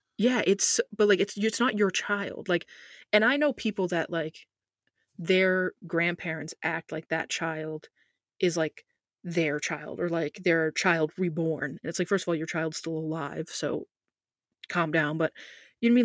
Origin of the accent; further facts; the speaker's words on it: United States; As an American